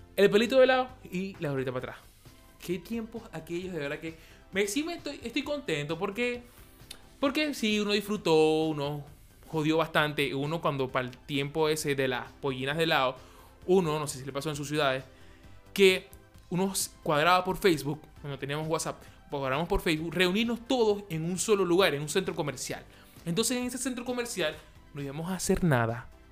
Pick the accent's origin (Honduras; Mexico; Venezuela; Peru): Venezuela; Maracaibo, Zulia; moved away; En Maracaibo, en Maracaibo, donde el sol nos ilumina a 40 más 48 grados de, calor, allá nosotros jugábamos en la calle a las 12 del mediodía